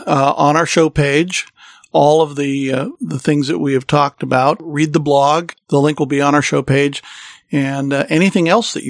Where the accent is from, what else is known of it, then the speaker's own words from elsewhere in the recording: California, United States; accent: California; When I lived overseas, they said I had a California accent